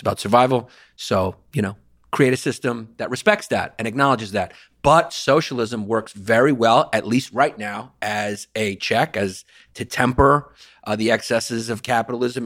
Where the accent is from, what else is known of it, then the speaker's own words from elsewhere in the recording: New York, United States; I'm a lifelong New Yorker